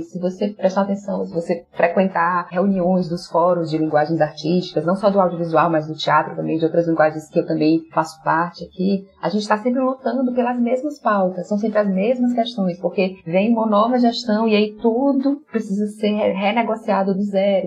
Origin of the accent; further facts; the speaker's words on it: Fortaleza, Ceará, Brazil; accent: Fortaleza; nós aqui de Fortaleza, a gente não tem um sotaque tido como aquele nordestino nordestino mais